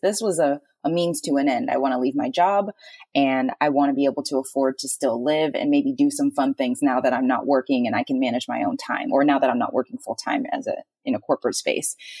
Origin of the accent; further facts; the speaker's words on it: Texas, United States; moved away; I'm from Texas